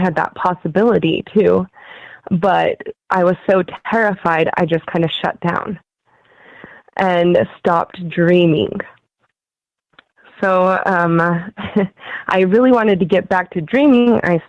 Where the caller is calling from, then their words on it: Utah, United States; I'm calling from Utah.